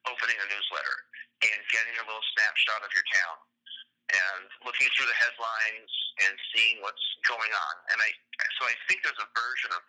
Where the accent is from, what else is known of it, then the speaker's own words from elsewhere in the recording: New Canaan, Connecticut, United States; my hometown of New Canaan. That's kind of grew up in.